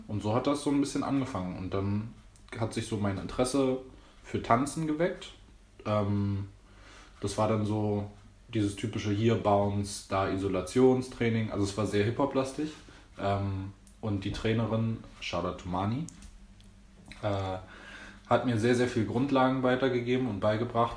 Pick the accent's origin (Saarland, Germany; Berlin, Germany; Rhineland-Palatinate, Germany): Berlin, Germany; bin geboren und aufgewachsen in Berlin. Echter Berliner